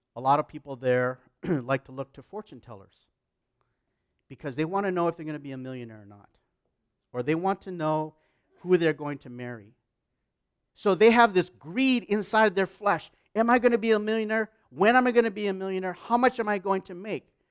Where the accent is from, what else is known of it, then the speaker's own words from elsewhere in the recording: United States; also born or lived in Canada; I'm an American, so I, and Canadian, but I'm an, an American.